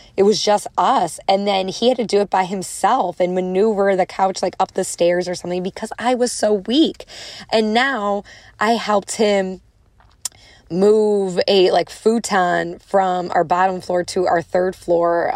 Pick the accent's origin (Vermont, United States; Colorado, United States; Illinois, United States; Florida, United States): Illinois, United States; Chicago; I'm from Chicago, I have a strong accent